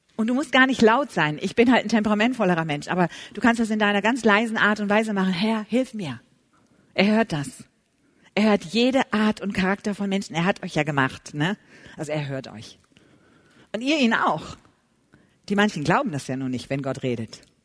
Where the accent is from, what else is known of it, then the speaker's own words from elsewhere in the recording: Germany; wie wir deutschen Frauen so sind